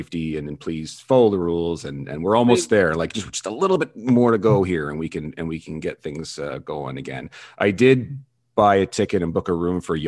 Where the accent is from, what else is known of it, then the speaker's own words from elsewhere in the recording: Canada; I'm Canadian.